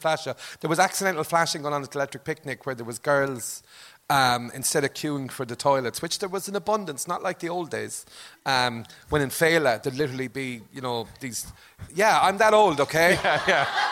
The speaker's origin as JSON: {"language": "English", "town": "Limerick", "region": "Munster", "country": "Ireland", "said": "I'm from Limerick but this is an exaggerated Limerick accent"}